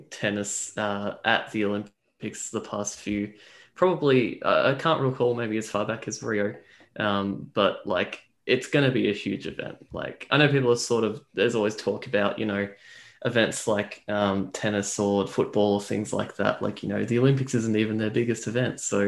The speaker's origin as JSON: {"language": "English", "country": "Australia"}